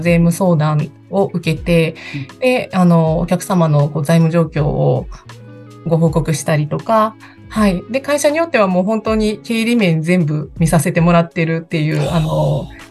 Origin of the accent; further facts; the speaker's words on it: Kobe, Hyogo, Japan; 私、あの、神戸出身なんですけど、神戸でもちょっとあの、皆さんの神戸の想像とは違う感じだと思うんですけど、すっごく田舎で